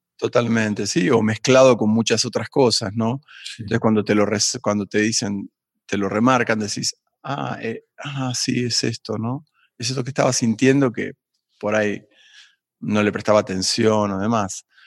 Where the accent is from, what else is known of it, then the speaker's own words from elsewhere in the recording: Buenos Aires, Argentina; moved away as an adult; also born or lived in Tafí del Valle, Tucumán, Argentina / United States; now in Mexico; yo nací en Buenos Aires, en un barrio que se llama Barrio Piedrabuena